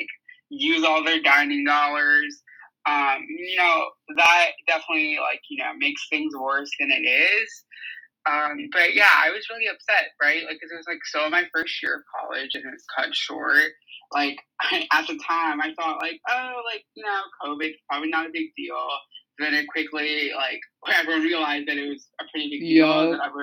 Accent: New York City, New York, United States; I am from New York City, specifically Queens

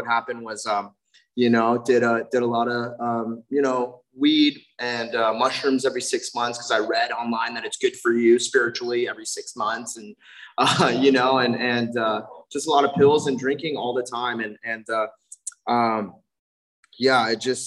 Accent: South Bay, California, United States; also born or lived in Redondo Beach; I grew up in the South Bay

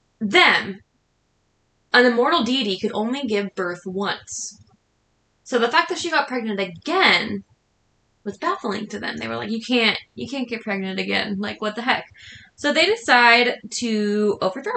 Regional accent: Washington, United States; we are from Washington State.

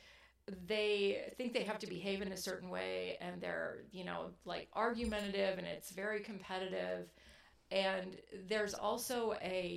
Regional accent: Midwest, United States; moved away as an adult; also born or lived in San Francisco Bay Area, California / Oregon; I was born in the Midwest. I lived there until I was in my early 20s, then moved to California

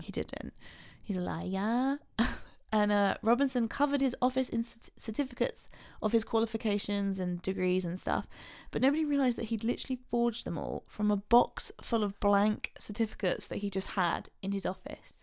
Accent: England, United Kingdom; we're English

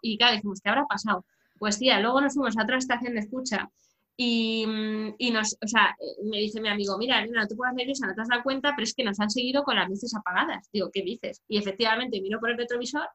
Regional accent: Madrid, Community of Madrid, Spain; yo soy de Madrid, en la, zona centro peninsular

